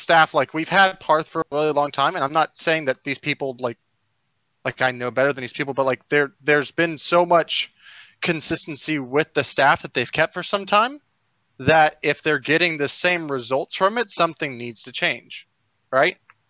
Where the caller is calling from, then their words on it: Houston, Texas, United States; Houston, Texas.